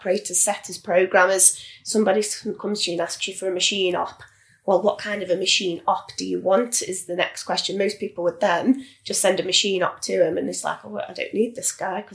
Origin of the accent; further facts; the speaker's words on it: Stoke-on-Trent, West Midlands, United Kingdom; I'm from Stoke, you know, I live in Stoke